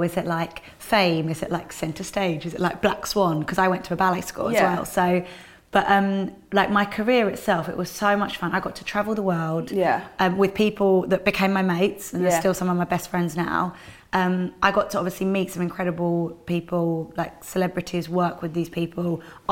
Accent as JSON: {"language": "English", "region": "London", "country": "United Kingdom", "said": "I'm a Londoner"}